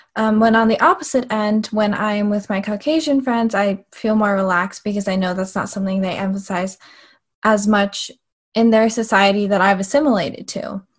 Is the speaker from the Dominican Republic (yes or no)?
no; United States; my parents kind of, they knew that my brother and I were going to grow up in America and almost assimilate to American culture